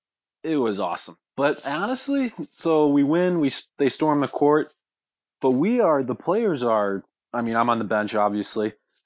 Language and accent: English; Chicago, Illinois, United States; also born or lived in Providence, Rhode Island; I hail from the Chicagoland area.